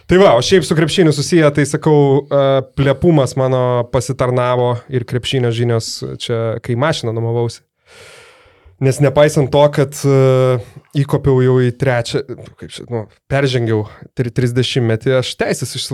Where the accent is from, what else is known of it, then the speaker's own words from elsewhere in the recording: Lithuania; iš Lietuvos